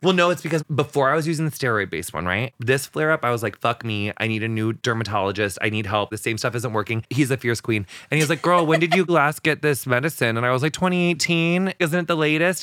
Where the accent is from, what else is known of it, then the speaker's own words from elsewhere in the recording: West central Illinois, United States; we're actually the very furthest bit west in Illinois that you can be